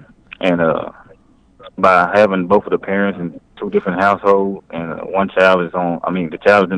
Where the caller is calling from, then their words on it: Dallas, Texas, United States; I'm calling from Dallas, Texas.